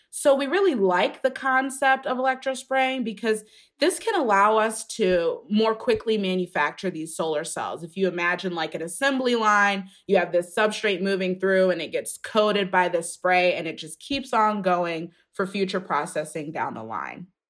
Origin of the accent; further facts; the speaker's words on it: outside of the Cleveland area, Ohio, United States; I grew up outside of the Cleveland area.